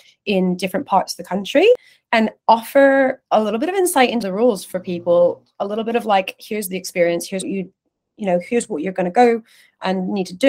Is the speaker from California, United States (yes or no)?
yes; California, United States; now in London, United Kingdom; I grew up in California. I grew up in a kind of community, Latin American community